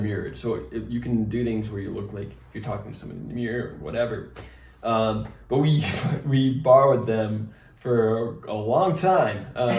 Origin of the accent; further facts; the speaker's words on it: Rhode Island, United States; now in Los Angeles, United States; From growing up in Rhode Island to moving